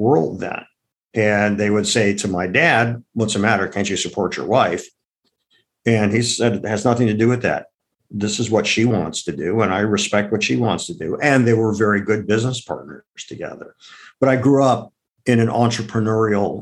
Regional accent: Akron, Ohio, United States; now in New York City, United States; I grew up in Akron, Ohio

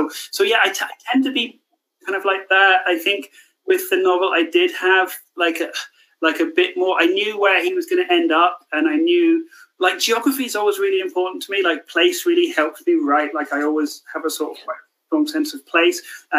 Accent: Scotland, United Kingdom; growing up in Scotland, even, I was always highly aware of it.

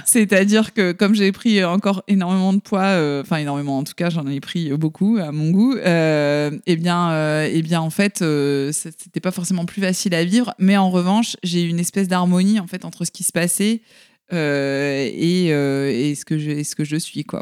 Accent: the South, southern France, France; je viens du Sud, donc dans une société un peu, euh, patriarcale

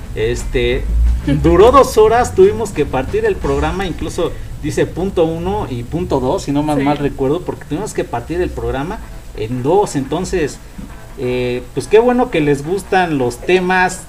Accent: Chimalhuacán, State of Mexico, Mexico; somos nativos de Chimalhuacán

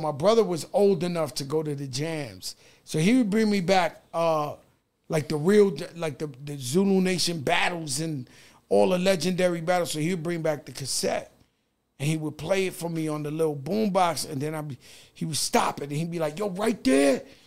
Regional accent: New York City, New York, United States; I grew up in the Bronx

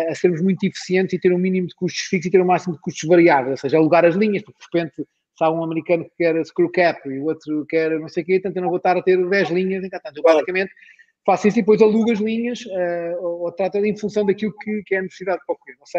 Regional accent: Portugal; outra vez, somos portugueses, está lá no rótulo

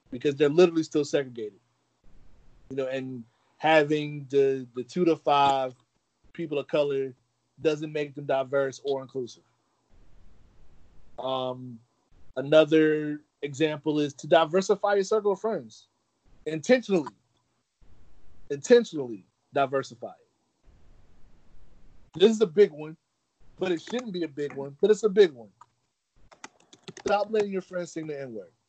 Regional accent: Brooklyn, New York, United States; also born or lived in Atlanta / Charleston; I always say I'm from Brooklyn. Um, Charleston was my home for a long time. You know, Atlanta raised me, but I I kind of you know for a little part, but Charleston definitely kind of made me into a man.

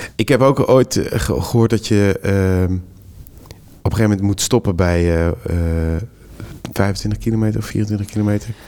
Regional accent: Netherlands; deze domme Hollander

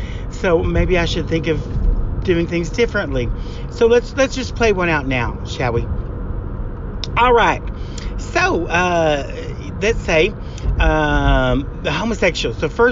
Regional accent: Greasy Creek, Oklahoma, United States; even though I am from Greasy Creek, Oklahoma, Gay Pride and the gay experience, the gay life, is something I know quite a bit about

